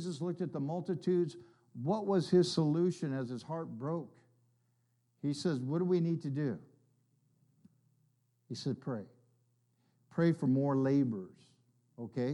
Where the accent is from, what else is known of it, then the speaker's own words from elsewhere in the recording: California, United States; moved away as an adult; now in North Carolina, United States; I'm from California